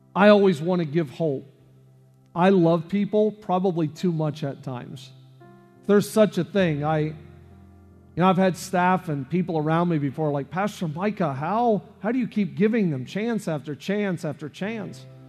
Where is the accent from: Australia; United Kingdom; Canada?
Canada; now in United States; I'm from Canada